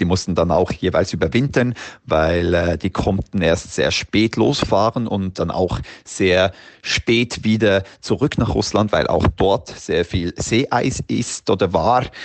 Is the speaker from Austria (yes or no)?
no; Switzerland; moved away as an adult; now in Svalbard, Norway; bin ursprünglich aus der Schweiz und seit knappen zehn Jahren jetzt auf der Insel Gruppe Spitzbergen als Guide tätig